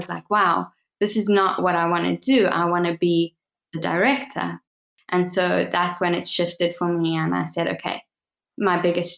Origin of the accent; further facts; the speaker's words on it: South Africa; I was born in South Africa, raised in South Africa.